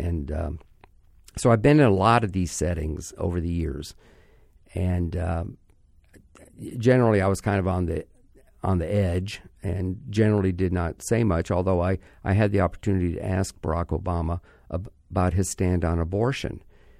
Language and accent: English; Midwest, United States; I'm a white person too. I come from the Midwest myself.